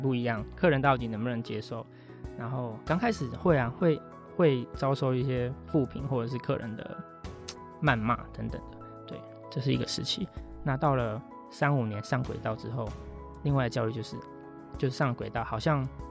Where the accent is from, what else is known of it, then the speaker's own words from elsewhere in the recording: Taipei, Taiwan; moved away as an adult; also born or lived in Jiaoxi / Kenting; now in Yilan, Taiwan; 其实我在台北念书啊，啊。从小在台北长大，但我后来就基本上都在宜兰生活比较多